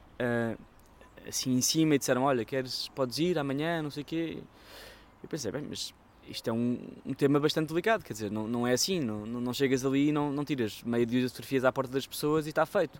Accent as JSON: {"language": "Portuguese", "country": "Portugal", "said": "como português"}